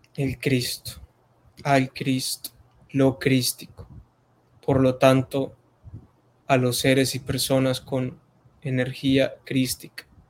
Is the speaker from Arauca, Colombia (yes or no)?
yes; Arauca, Colombia; en este momento estoy en Arauca, Arauca, Arauca, la tierra del joropo, del, llaner, del llanero nato